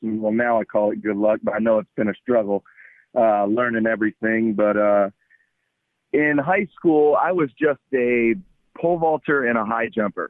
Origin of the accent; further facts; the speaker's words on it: United States; obviously I'm an American, athlete.